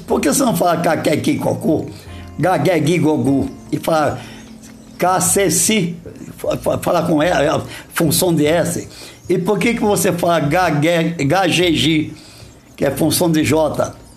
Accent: Brazil; accent: caipira; Eu tropicava, porque eu sou caipira

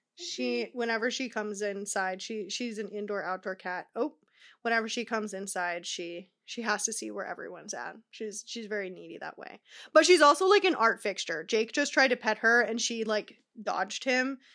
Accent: Tucson, Arizona, United States; now in Southern California, United States; I live in Cal, uh, Southern California, but I'm originally from Arizona.

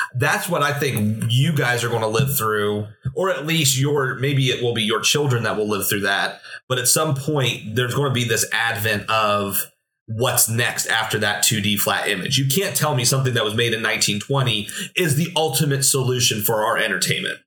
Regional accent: Williamsport, Pennsylvania, United States; I'm from Williamsport area

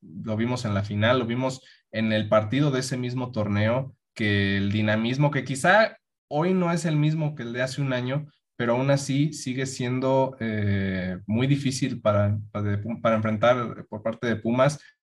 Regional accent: León, Guanajuato, Mexico; vienen a mi tierra

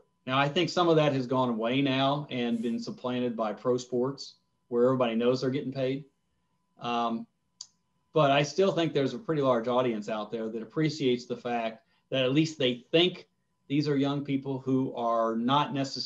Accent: Ohio, United States; I grew up in Ohio

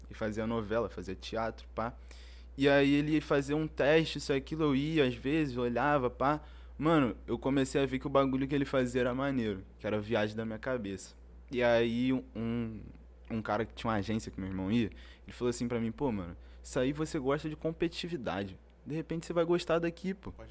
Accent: São Gonçalo, Rio de Janeiro, Brazil; eu nasci no, no Salgueiro, no né, Complexo do Salgueiro.

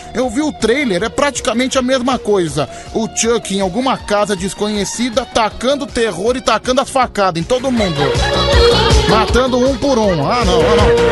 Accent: São Paulo, Brazil; eu sou de São Paulo

